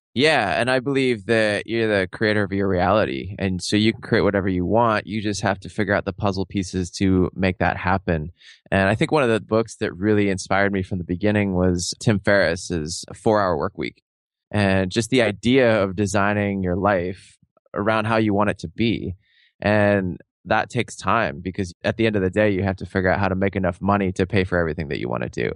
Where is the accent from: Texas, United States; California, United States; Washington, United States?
Washington, United States; Seattle; I grew up in Seattle, I was living in Seattle at the time